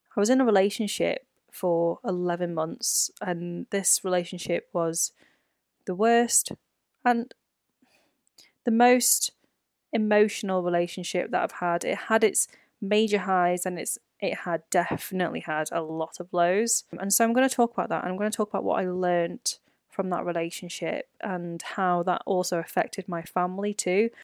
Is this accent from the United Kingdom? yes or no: yes; United Kingdom; my life as a B B C, a British-born Chinese person